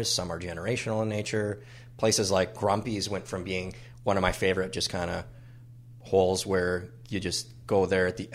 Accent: Minneapolis, Minnesota, United States; Northeast Minneapolis is my home. I have multiple homes away from home but Northeast is the reason that I am still a Minnesotan, or at least my residence is still in Minnesota.

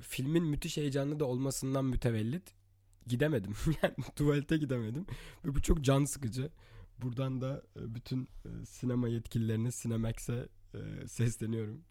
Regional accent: Istanbul, Turkey; born or raised there; moved away as an adult; also born or lived in Latvia

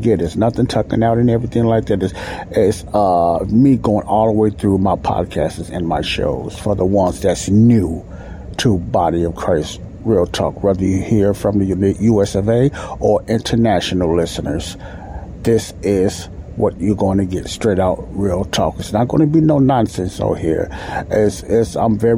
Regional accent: Chicago, Illinois, United States; I live in Chicago now. I'm also from Chicago, and I live in Chicago right now

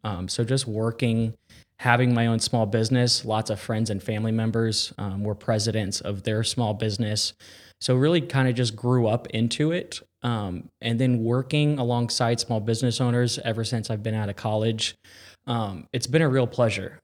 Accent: Carmel, Indiana, United States; born and raised in Carmel, Indiana

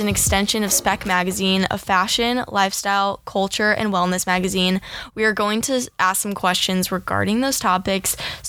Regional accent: Midwest, United States; I'm from the Midwest, and people, Midwesterners, like always have like anchor jobs at like news stations because their voice is like neutral.

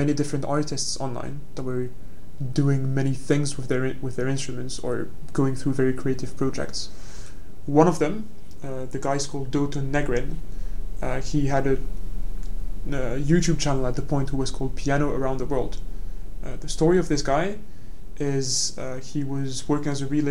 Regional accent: France; moved away as an adult; now in London, United Kingdom; my hometown, which is, let's be honest, not the biggest town in France

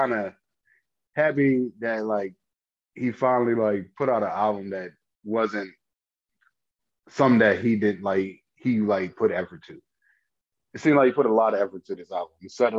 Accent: New Jersey, United States; Because yeah, I'm really from Jersey, you're not.

